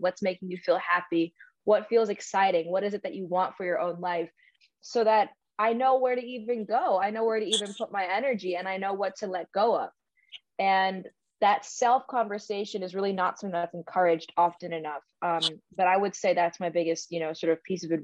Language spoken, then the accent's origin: English; New York City, New York, United States; I grew up in New York City. I had two fairly traditional Indian parents